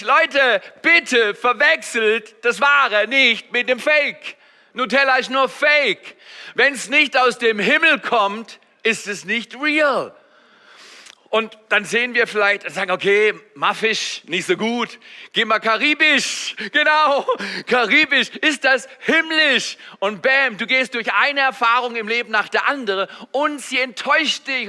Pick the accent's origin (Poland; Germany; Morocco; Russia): Germany; als Deutsche